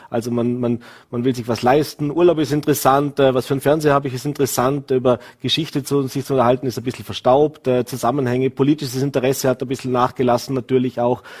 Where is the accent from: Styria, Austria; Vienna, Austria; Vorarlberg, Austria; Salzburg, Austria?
Vorarlberg, Austria; als Vorarlberger